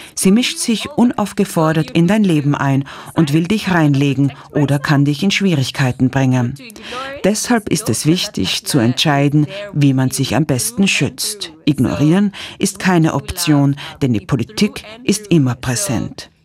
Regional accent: Kenya; moved away as an adult; also born or lived in United States; meine Heimat Kenia

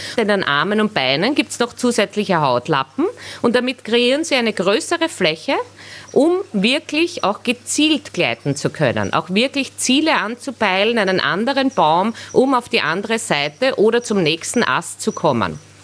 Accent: Austria; bei uns in Österreich

